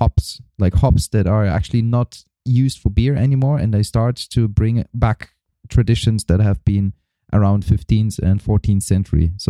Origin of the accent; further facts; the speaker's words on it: Germany; also born or lived in East Germany / West Germany; I was born in East Germany, and there was no music available at all. So when we moved over to Western Germany before the wall was down